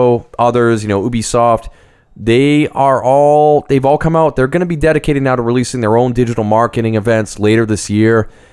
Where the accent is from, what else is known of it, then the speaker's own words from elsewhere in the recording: Massachusetts, United States; we're recording this in New Hampshire, but we're both from Mass.